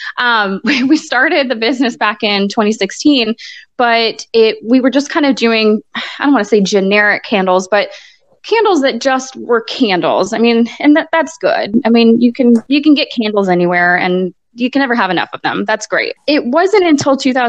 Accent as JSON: {"language": "English", "region": "Florida", "country": "United States", "tie": "born or raised there", "also_born_or_lived": "Hartford, Connecticut / South Carolina / Haiti", "moved": "as an adult", "lives_now": "Robesonia, United States", "said": "he would happen to be down in Florida in my hometown"}